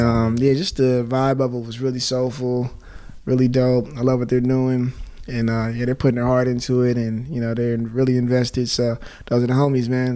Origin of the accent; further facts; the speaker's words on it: Inglewood, California, United States; growing up in Inglewood